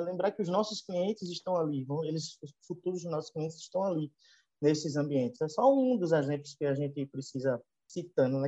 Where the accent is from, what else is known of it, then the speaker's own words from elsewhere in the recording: Northeast Region, Brazil; accent: Nordestino; eu com esse meu sotaque bem arrastado de nordestino aqui